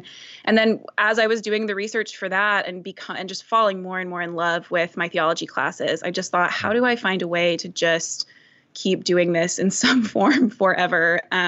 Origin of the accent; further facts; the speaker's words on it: Dallas, Texas, United States; a lot of people here, hearing that I came from Dallas, they assume you must hate everything about that because you're coming here.